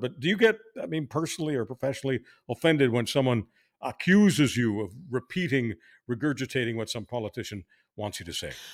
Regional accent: Montreal, Quebec, Canada; now in Toronto, Canada; I grew up in Montreal where it was just so mainstream

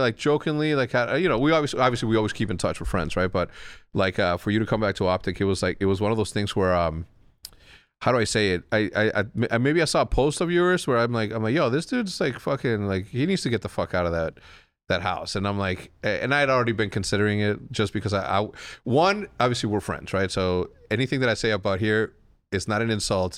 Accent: Wheeling, Illinois, United States; When I say I'm from Chicago, I'm just trying to avoid an extra ten seconds of conversation of me explaining where Wheeling, Illinois is

